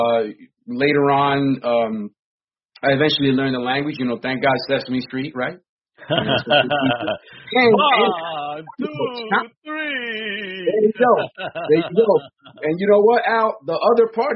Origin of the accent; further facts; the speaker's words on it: New York City, New York, United States; first language Spanish; English is a second language; also born or lived in San Francisco de Macorís, Dominican Republic; I was born here, and then about a year in, I was shipped back because both my parents worked in the hospital system